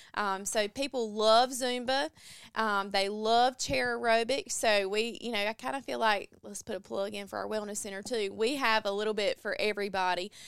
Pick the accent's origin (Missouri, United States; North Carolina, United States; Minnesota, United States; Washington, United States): North Carolina, United States; Mount Olive; I am from Mount Olive, North Carolina, so Eastern North Carolina as well